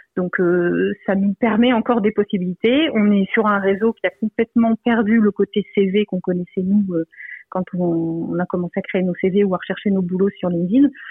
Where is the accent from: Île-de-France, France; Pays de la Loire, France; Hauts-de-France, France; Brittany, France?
Hauts-de-France, France; Lille; je suis de Lille